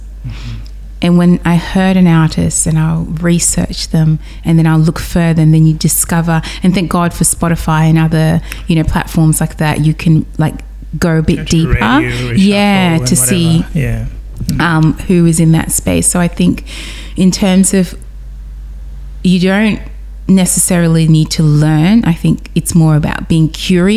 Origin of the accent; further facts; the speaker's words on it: Newcastle, New South Wales, Australia; now in Sydney, Australia; growing up in Newcastle